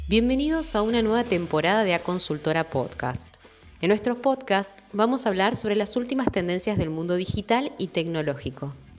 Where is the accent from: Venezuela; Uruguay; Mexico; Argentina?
Argentina